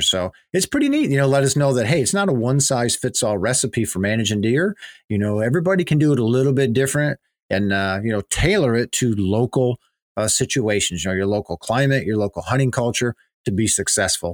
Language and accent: English; Pennsylvania, United States; growing up in Pennsylvania